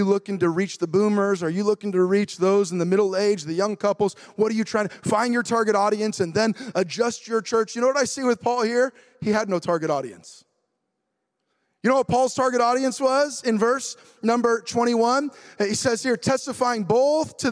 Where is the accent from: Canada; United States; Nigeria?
United States; I'm a patriotic American